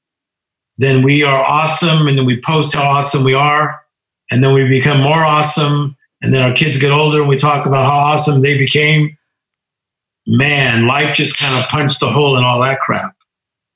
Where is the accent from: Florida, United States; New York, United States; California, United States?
California, United States; Compton; as poor as we were growing up in Compton, California